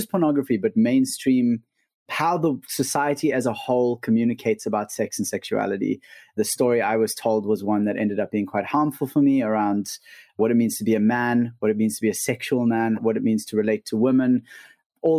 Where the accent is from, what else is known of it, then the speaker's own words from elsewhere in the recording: South Africa; we're from South Africa, living just outside of Cape Town